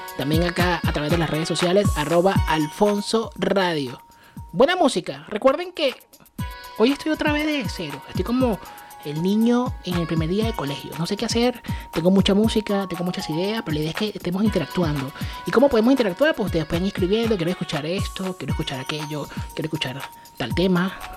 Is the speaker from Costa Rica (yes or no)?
no; Venezuela; accent: Venezuelan; moved away; soy venezolano. Ser venezolano. Con orgullo, lo digo. Soy venezolano en cualquier parte del mundo y jamás, jamás voy a cambiar mi acento.